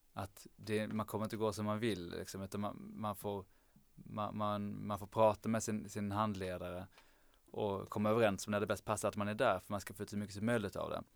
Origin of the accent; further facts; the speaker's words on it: Lund, Skåne, Sweden; jag är från från Lund